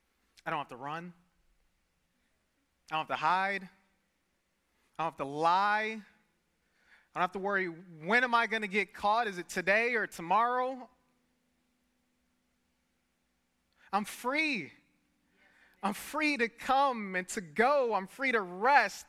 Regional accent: Detroit, Michigan, United States; I grew up in Detroit

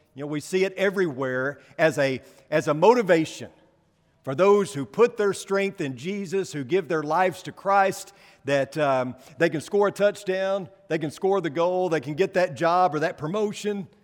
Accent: Paragould, Arkansas, United States; moved away; back in Paragould, Arkansas, my hometown

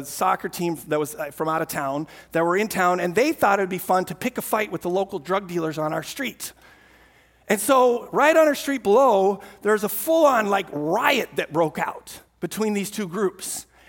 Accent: Amsterdam, North Holland, Netherlands; I mentioned earlier, I grew up in Amsterdam, and we lived in a small apartment, fourth floor, right in the middle of the city.

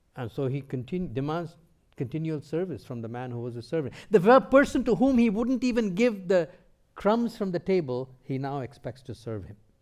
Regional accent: India; moved away; also born or lived in North America; Before coming to North America, I grew up in India

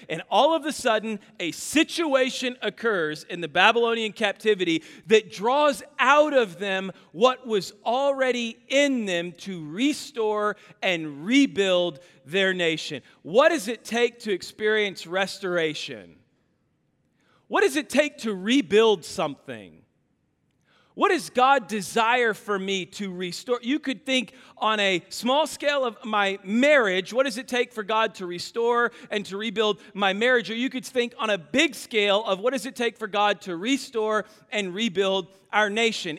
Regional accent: Kansas, United States; I'm from Kansas

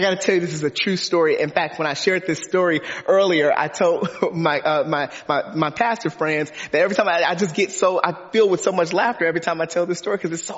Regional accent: Detroit, Michigan, United States; I grew up in Detroit, Michigan.

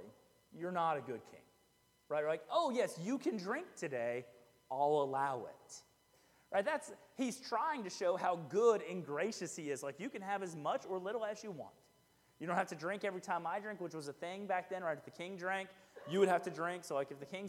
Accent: Fort Bend County, Texas, United States; I grew up in Fort Bend County. Fort Bend County is the county that's kind of southwest of Harris County, where Houston is

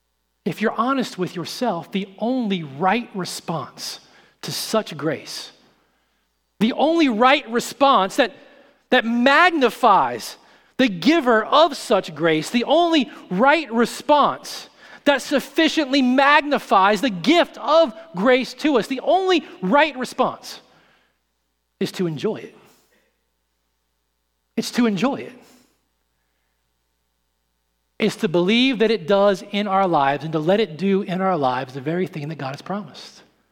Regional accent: St. Louis, Missouri, United States; I grew up in St. Louis for a little while out in the country, and we had a neighbor who was a hunter

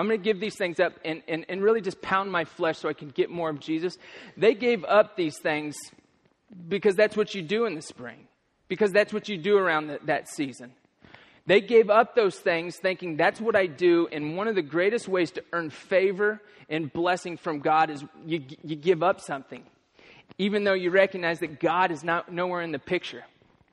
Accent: Kansas, United States; moved away; I'm from Kansas

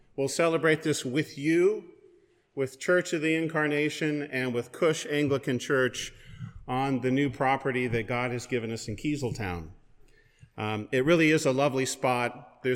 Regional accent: West Coast, United States; moved away; also born or lived in Pullman, Washington; I'm originally from the West Coast

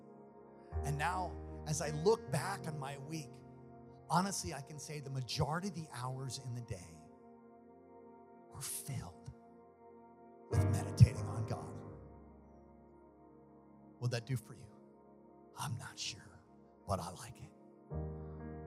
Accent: United States; I'm an American

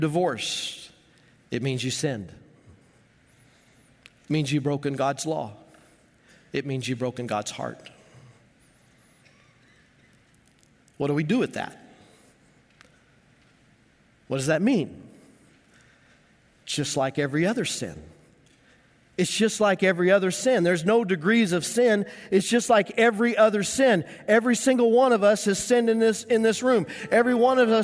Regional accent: Greeley, Colorado, United States; growing up in Greeley, Colorado

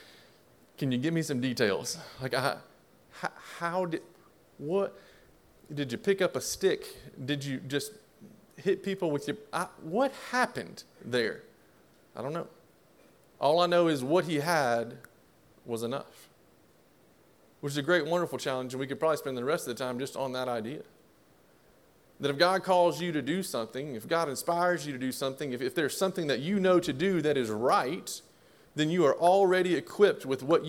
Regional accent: Southeast Texas, United States; also born or lived in Jasper, Texas; now in Ruston, United States; where I grew up in Southeast Texas, my family, we have well water that's there

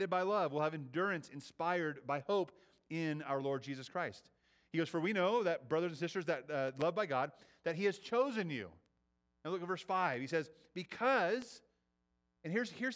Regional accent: United States; I was born here, right? I was raised in the United States.

